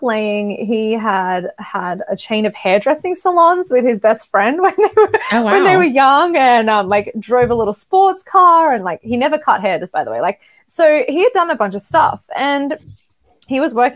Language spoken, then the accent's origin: English; Australia; I'm from Australia